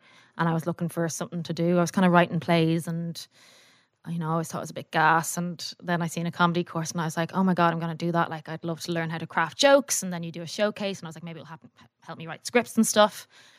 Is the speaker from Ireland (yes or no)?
yes; Howth, Leinster, Ireland; moved away as an adult; also born or lived in Vancouver, Canada; I'm from Howth.